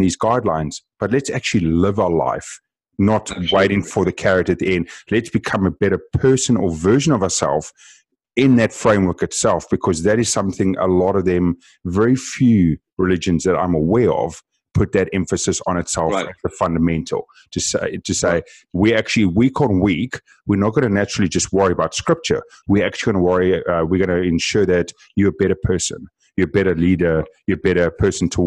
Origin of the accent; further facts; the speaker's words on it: South Africa; being South African